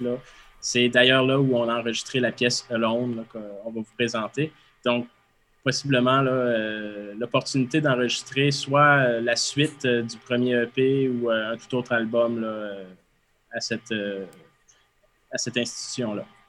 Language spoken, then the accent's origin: French; Quebec, Canada; en bon québécois